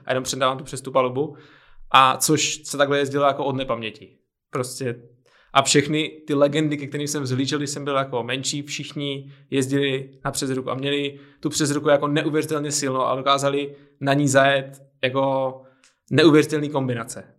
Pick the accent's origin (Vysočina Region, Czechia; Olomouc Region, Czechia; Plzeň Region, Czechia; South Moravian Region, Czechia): Olomouc Region, Czechia; Olomouc; now in Prague, Czechia; pocházím z Olomouce